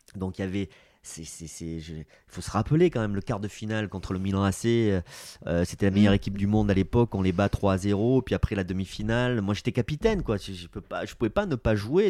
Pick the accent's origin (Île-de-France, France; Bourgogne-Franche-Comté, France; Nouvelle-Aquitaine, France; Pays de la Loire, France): Nouvelle-Aquitaine, France; Basque Country; moved away as an adult; also born or lived in Munich, Germany / Bordeaux; je suis basque